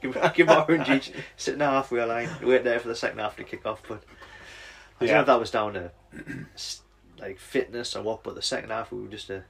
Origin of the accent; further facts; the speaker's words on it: North East England, United Kingdom; accent: North East; you can probably tell from mine and Yanis's accent, we're both from the North East, and we are Newcastle fans.